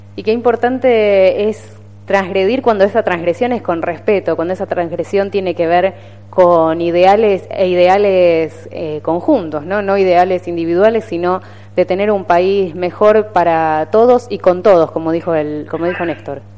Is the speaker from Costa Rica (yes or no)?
no; Argentina; vivamos en este país